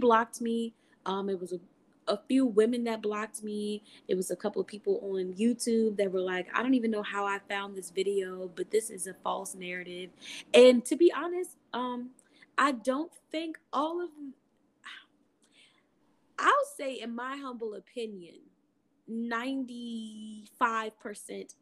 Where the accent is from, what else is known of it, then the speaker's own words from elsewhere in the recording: Maryland, United States; I am from Maryland, the M of the DMV.